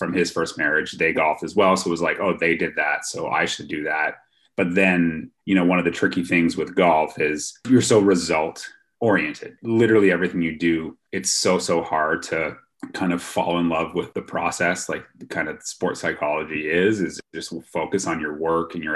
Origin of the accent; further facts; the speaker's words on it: Ottawa, Ontario, Canada; I grew up in Ottawa, the capital of Canada